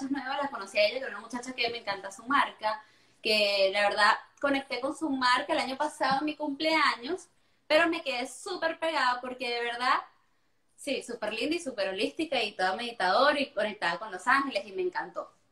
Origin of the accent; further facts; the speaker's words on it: Venezuela; yo soy venezolana, pero es que yo fui criada muy a cultura europea